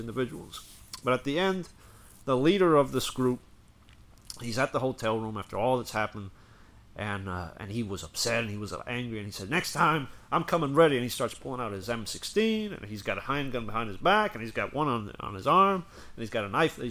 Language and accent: English; Puerto Rico; I'm from Puerto Rico